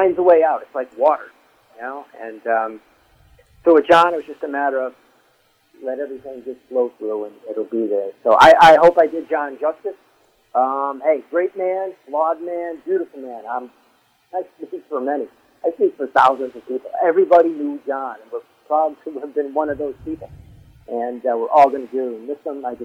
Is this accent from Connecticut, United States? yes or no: yes; Southington, Connecticut, United States; I grew up in Southern.